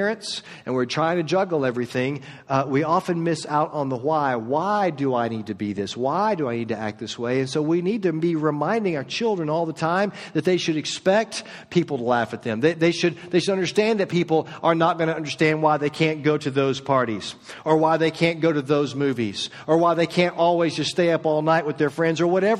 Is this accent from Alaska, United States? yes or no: no; Orlando, Florida, United States; moved away as an adult; also born or lived in Marietta, Georgia / Flowery Branch, Georgia; now in Georgia, United States; I was raised in Orlando in the suburbs